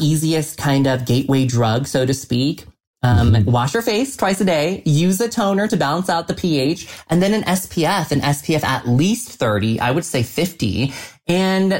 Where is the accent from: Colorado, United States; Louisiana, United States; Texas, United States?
Colorado, United States; Colorado Springs; growing up in Colorado Springs, Colorado, and being the lone Asian face